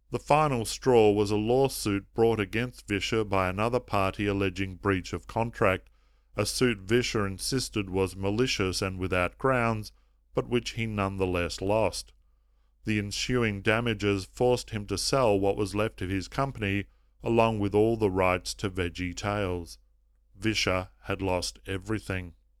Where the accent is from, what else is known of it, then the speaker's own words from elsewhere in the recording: Melbourne, Victoria, Australia; here in my hometown of Melbourne